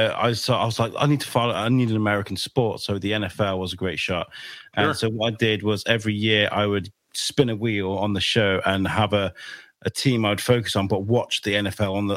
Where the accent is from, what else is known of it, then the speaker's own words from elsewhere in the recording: Wrexham, Wales, United Kingdom; now in United States; I grew up in Wrexham. I grew up there.